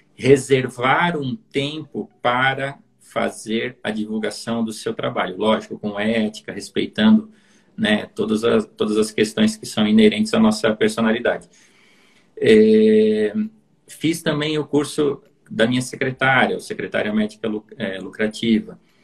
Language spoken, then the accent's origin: Portuguese; interior of Santa Catarina, Brazil; moved away; sou do interior de Santa Catarina